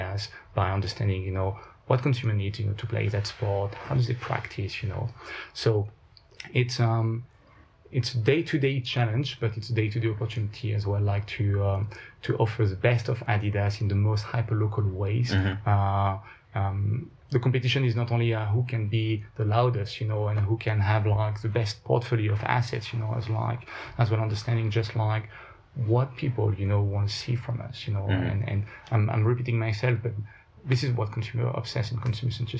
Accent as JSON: {"language": "English", "town": "Paris", "region": "Île-de-France", "country": "France", "tie": "born or raised there", "also_born_or_lived": "Germany", "moved": "as an adult", "said": "born and raised in Paris"}